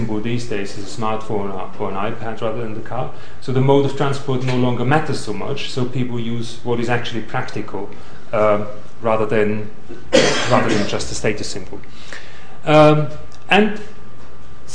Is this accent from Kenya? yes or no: no; Vienna, Austria; now in London, United Kingdom; I come from Vienna